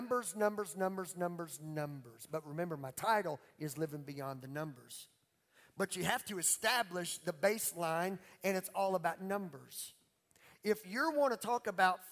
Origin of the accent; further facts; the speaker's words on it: Beauregard Parish, Louisiana, United States; I'm from Beauregard, Paris, Louisiana